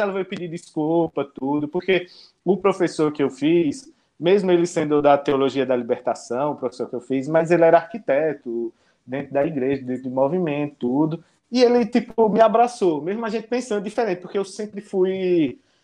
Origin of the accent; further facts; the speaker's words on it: Pernambuco, Brazil; also born or lived in Garanhuns; now in Maceió, Brazil; Mas eu sou pernambucano. Sou pernambucano, hum. interior.